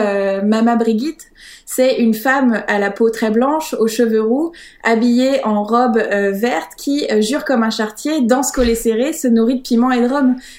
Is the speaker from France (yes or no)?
yes; Paris, Île-de-France, France; now in Brittany, France; je suis née à Paris